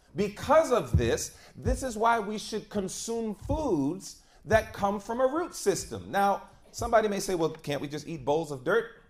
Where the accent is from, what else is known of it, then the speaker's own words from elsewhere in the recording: New York City, New York, United States; moved away as an adult; also born or lived in Georgia; I grew up in the concrete jungle of New York City